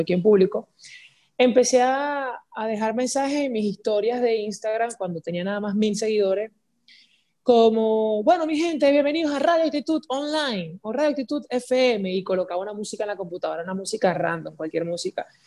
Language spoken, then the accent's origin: Spanish; Guacara, Carabobo, Venezuela; also born or lived in Valencia, Venezuela / San Joaquín, Venezuela; yo nací en Valencia, pero me crié entre Guacara y San Joaquín